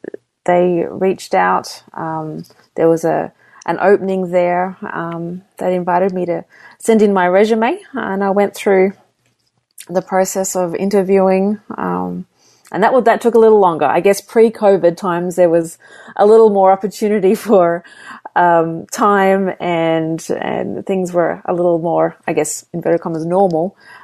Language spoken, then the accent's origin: English; Sydney, New South Wales, Australia; also born or lived in Papua New Guinea / Melbourne, Australia; I'm Australian, so I was born in Sydney. I grew up. Actually, my family moved quite a few different places over the years. We were missionaries in Papua New Guinea and then settled in Melbourne, Australia.